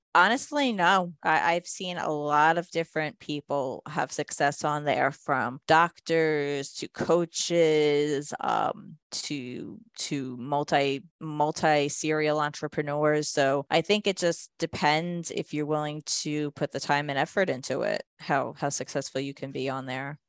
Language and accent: English; Jersey Shore, New Jersey, United States; I'm actually from the Jersey Shore area